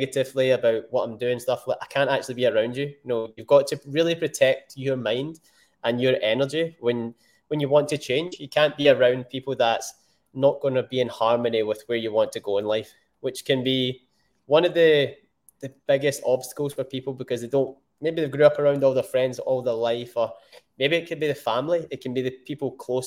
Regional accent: Scotland, United Kingdom; I am Scottish. I'm born in Scotland and the UK

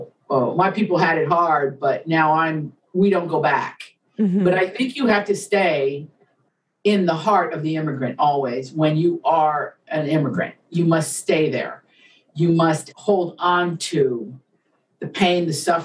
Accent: Appalachia, United States; I grew up in Appalachia where there were like, we had to dig to find Italians

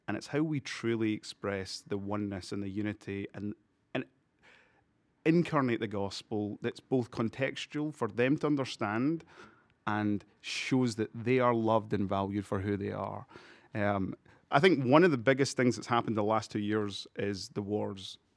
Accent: Malawi; born there; And I was born in Africa, I was born in Malawi.

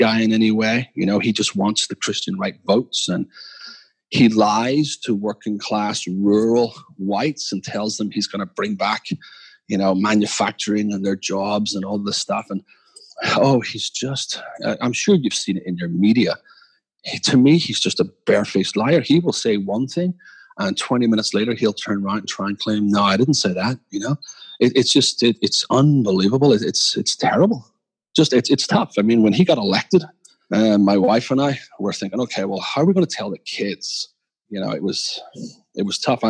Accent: Belfast, Northern Ireland, United Kingdom; moved away as an adult; now in Philadelphia, United States; as a child growing up in Belfast

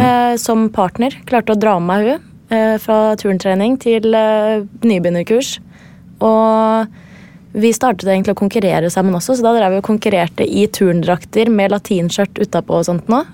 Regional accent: Gjerdrum, Akershus, Norway; moved away as an adult; also born or lived in Lithuania; fra Gjerdrum, der jeg kommer fra

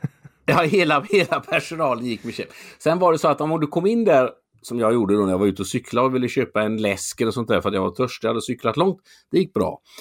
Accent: Mölnlycke, Västra Götaland, Sweden; also born or lived in Gothenburg; Jag är född i Göteborg. Jag är uppvuxen utanför Göteborg, i Mölnlycke.

